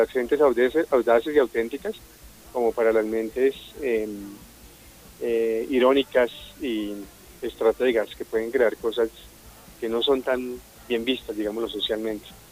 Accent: Bogotá, Bogotá Capital District, Colombia; somos enteramente bogotanos

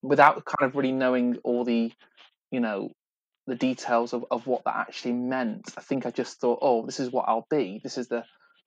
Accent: Salford, North West England, United Kingdom; moved away as an adult; also born or lived in London; I come originally from Salford, quite a, you know, working class background and family

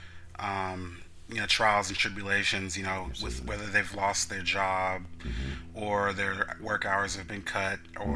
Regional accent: East Palo Alto, California, United States; also born or lived in Lemoore / Moffett Field; I grew up in East Palo Alto, but I come from a military family. So, during my early years, we lived everywhere from Lemoore to Moffett Field. But we finally relocated permanently to East Palo Alto in 1994

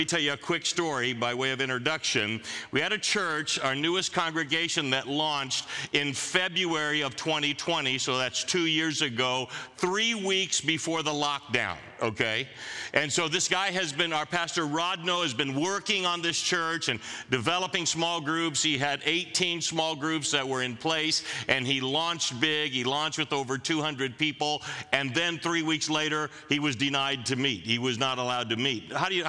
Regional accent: Manila, Metro Manila, Philippines; Now, I grew up in Manila, as the video said.

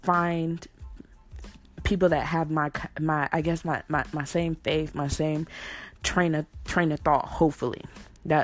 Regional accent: California, United States; I'm from California

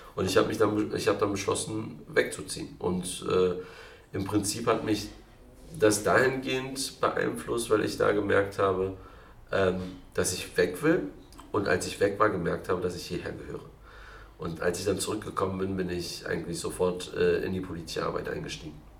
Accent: Berlin, Germany; also born or lived in Kreuzberg, Berlin; Ich bin in Berlin-Kreuzberg geboren und aufgewachsen in Neukölln

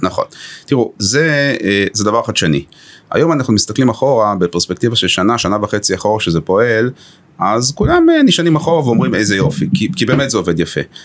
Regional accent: Haifa, Haifa District, Israel; גר בחיפה, יליד חיפה, הכי לוקל פטריוט

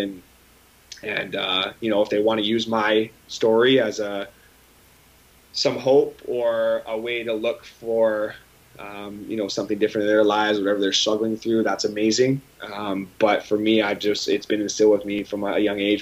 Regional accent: Aldergrove, British Columbia, Canada; moved away; my hometown of Aldergrove, but also in BC in general

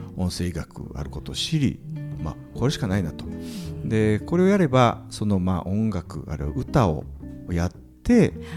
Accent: Kinki, Japan; moved away; 僕近畿地方のはい、あの出身

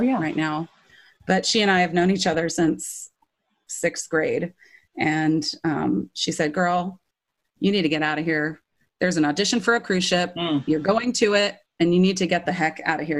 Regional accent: Irvine, California, United States; also born or lived in Hinesville, Georgia / Ramona, San Diego County; I grew up in uh, Orange County, um, in Irvine

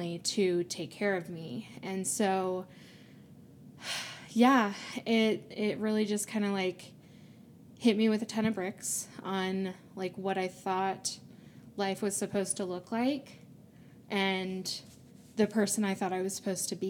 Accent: North Carolina, United States; moved away as an adult; now in Utah, United States; I grew up originally in North Carolina, but I'm here now in Utah loving it

